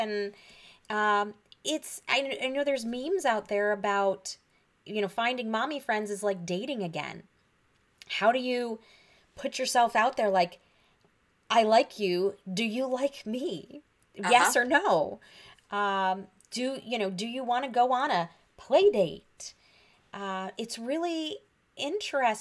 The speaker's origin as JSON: {"language": "English", "region": "Michigan", "country": "United States", "tie": "born or raised there", "also_born_or_lived": "Pennsylvania", "moved": "as an adult", "said": "I grew up in Michigan, but I moved to Pennsylvania for grad school"}